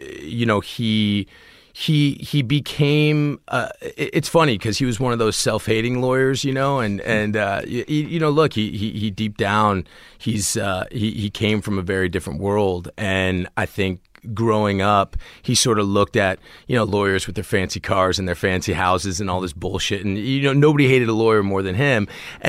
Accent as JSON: {"language": "English", "town": "Washington", "region": "District of Columbia", "country": "United States", "tie": "born or raised there", "said": "I grew up in D.C., in Washington, D.C."}